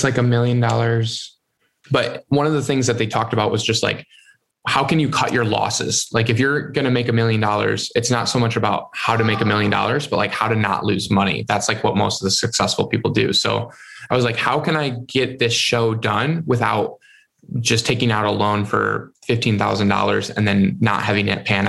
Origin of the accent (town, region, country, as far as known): Michigan, United States